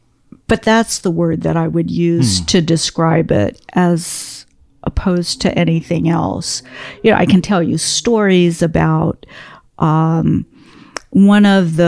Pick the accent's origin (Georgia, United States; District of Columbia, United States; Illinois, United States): District of Columbia, United States; Washington; I grew up in Washington, D.C. in the 1960s.